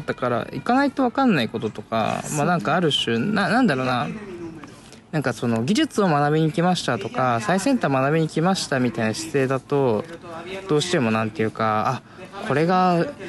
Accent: Tokyo, Japan; 僕は東京生まれ東京育ち

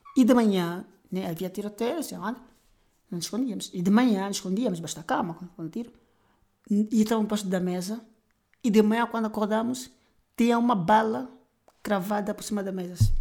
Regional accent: Luanda, Luanda Province, Angola; also born or lived in Bengo; eu sou natural de Luanda.

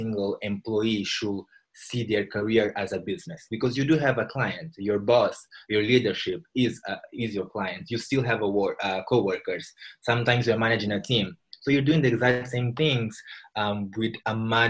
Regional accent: Mozambique; I'm from Mozambique, a country in Southeast Africa

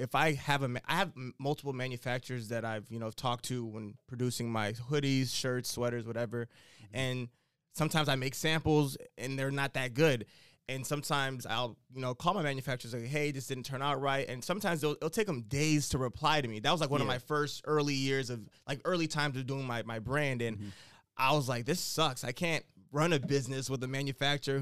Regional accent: United States; moved away as an adult; I'm the American

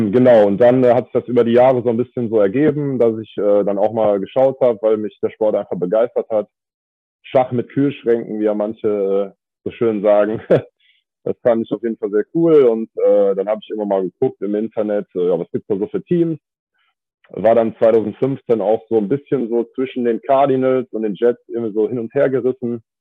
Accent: Kleve, North Rhine-Westphalia, Germany; Ich komme vom schönen Niederrhein und genauer gesagt aus Kleve.

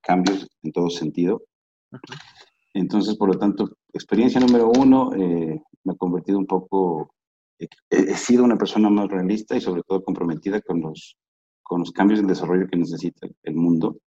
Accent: Ecuador; soy ecuatoriano al 100%

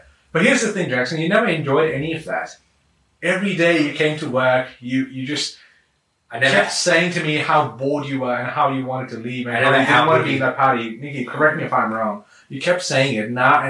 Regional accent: Canberra, Australian Capital Territory, Australia; And I'm traveling right now from Canberra because I'm from Canberra.

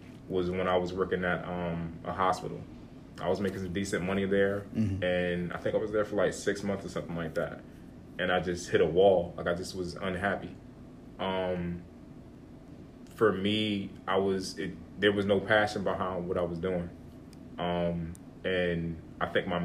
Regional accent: Hillside, New Jersey, United States; I come from Hillside, New Jersey, pretty much raised there all my life.

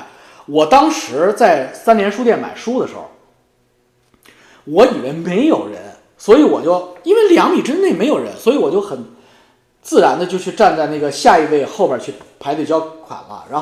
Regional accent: China; 作为一个中国人，作为一个讲。呃，黄黄皮肤的黑头发的中国人

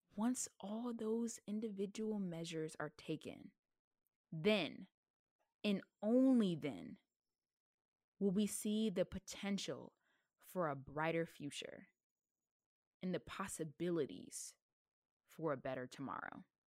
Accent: the South, United States; I am from the South

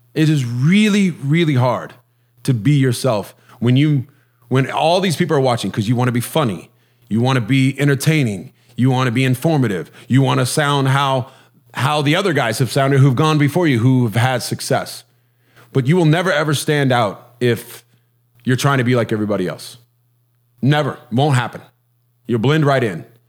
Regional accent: Huntington Beach, California, United States; I'm from Huntington Beach, California, uh, which is kind of a surfer culture

